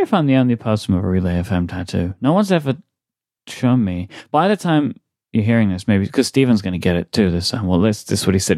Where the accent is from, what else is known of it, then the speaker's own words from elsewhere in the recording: United Kingdom; I'm too British